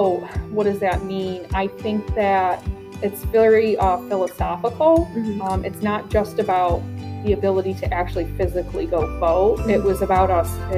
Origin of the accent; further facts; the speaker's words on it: Glens Falls, New York, United States; now in Queensbury, United States; I grew up in Glens Falls, who was notoriously a Democratic city